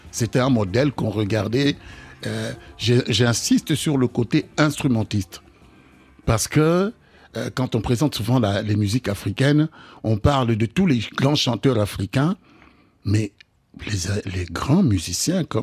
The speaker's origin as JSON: {"language": "French", "country": "DR Congo", "said": "je suis congolais"}